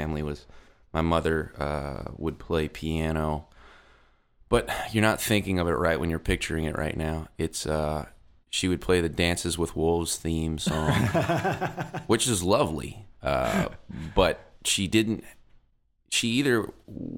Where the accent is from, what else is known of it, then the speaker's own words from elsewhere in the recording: Metairie, Louisiana, United States; Grew up in Metairie, which is the suburb just outside of New Orleans